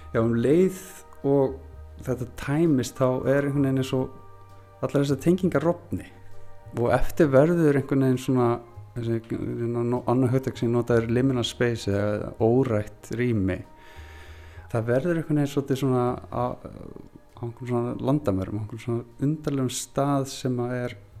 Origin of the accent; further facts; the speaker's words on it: Húsavík, Northeastern Region, Iceland; moved away; elst ég upp þannig á Húsavík